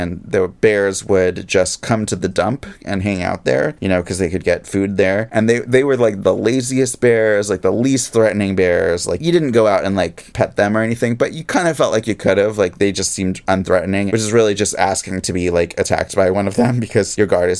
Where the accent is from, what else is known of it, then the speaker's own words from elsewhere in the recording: Pacific Northwest, United States; I grew up in the Pacific Northwest, where we had whales